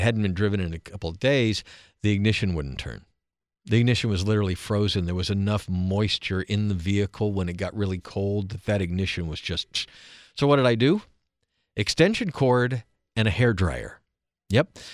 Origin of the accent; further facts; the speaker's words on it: East Coast, United States; moved away as an adult; also born or lived in Central time zone, United States; now in Alaska, United States; born and raised in the East Coast and East time zone, and other than a few years in Central haven't really lived in other time zones